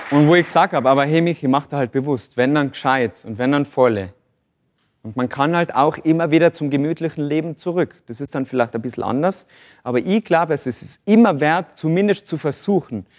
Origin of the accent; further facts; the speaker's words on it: Tyrol, Austria; bei uns in Tirol